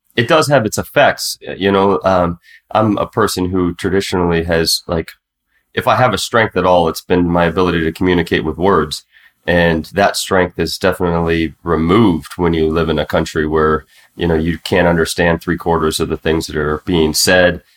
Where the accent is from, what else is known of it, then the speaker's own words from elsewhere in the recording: United States; now in Mexico; I was the token American there